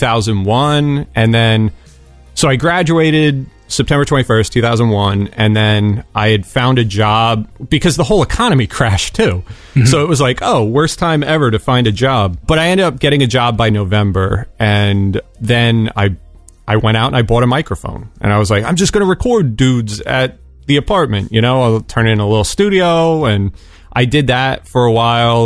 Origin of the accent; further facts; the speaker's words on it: Reading, Pennsylvania, United States; moved away as an adult; also born or lived in Philadelphia, Pennsylvania; I grew up like near Reading, Pennsylvania